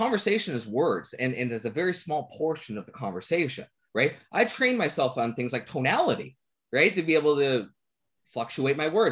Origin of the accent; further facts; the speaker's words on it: Newfoundland and Labrador, Canada; I'm a Newfoundlander.